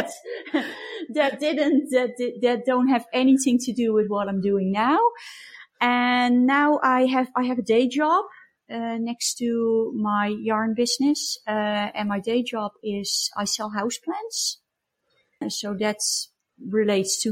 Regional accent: Breda, North Brabant, Netherlands; now in Germany; I was born in Breda, and that's in the south of Holland, near the Belgian border

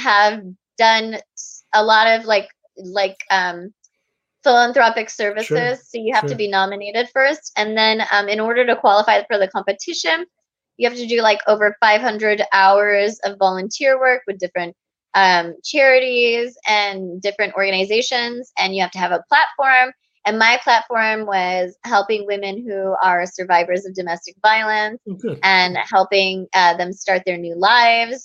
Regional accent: Kansas, United States; moved away as an adult; I am from a small town in Kansas

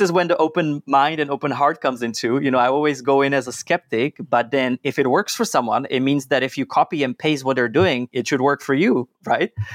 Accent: Czechia; I was born and raised in Czech Republic

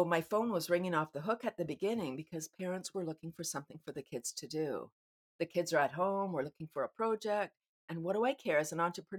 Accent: Canada

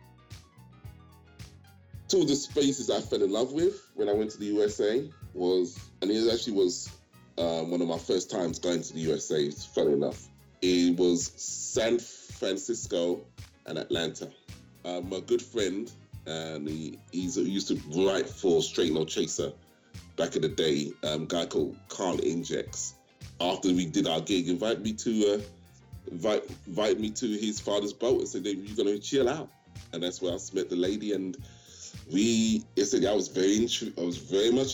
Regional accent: London, United Kingdom; my people from that area. That's, you know, that's my home. That's my hometown.

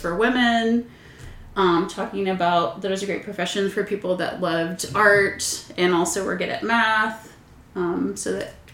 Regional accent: Austin, Texas, United States; I was born in Austin

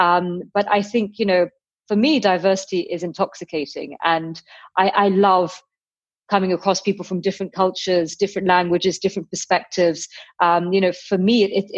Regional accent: London, United Kingdom; I was born in London and my parents came from Pakistan, from Kashmir

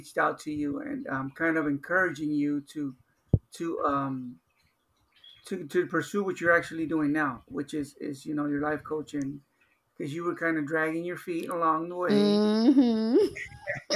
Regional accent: Los Angeles, California, United States; I grew up in South Central Los Angeles

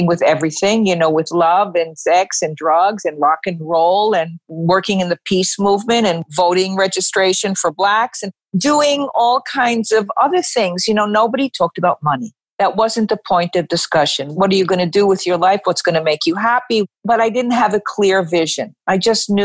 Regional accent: New York, United States; I was born in Manhattan

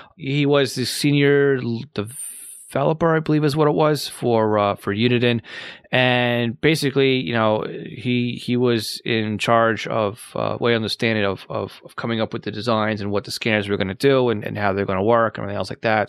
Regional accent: Massapequa, New York, United States; I'm from Massapequa, M A S S A P E Q U A.

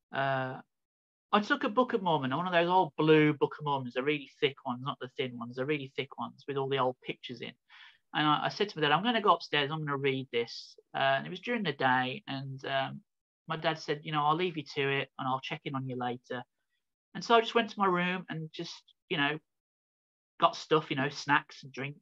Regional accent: Birmingham, West Midlands, United Kingdom; I was born in Birmingham in in England in the United Kingdom, um, which is like in the Midlands of the country

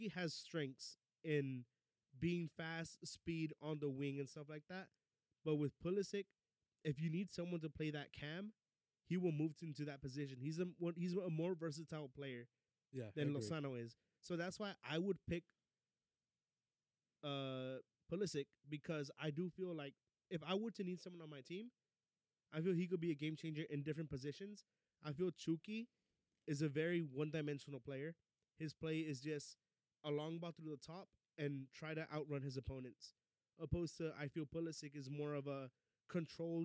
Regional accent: Dallas, Texas, United States; I'm originally from Dallas, but both of my parents are Mexican

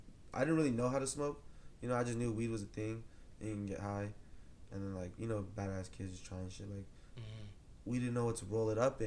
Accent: Rancho Cucamonga, California, United States; also born or lived in Ontario, California / Eastvale, California; Especially the IE where I'm from, because it's I'm an hour from Big Bear, I'm an hour from Huntington Beach, I'm an hour from Disneyland, 30 minutes from Knott's Berry Farm.

